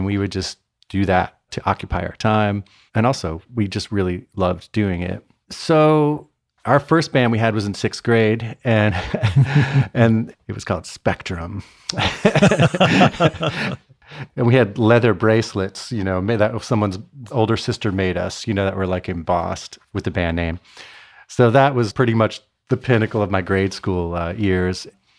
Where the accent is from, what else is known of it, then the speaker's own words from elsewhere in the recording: Connecticut, United States; also born or lived in Cincinnati, Ohio / Detroit / Chicago / Atlanta; I was born in Cincinnati, Ohio. Then we moved to Detroit, then Chicago, then Atlanta. And then I spent like eighth grade through high school in Connecticut